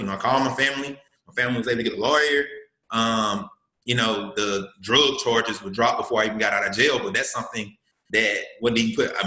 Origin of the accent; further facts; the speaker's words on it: Columbus, Mississippi, United States; I'm from Mississippi. Um, from Columbus, Mississippi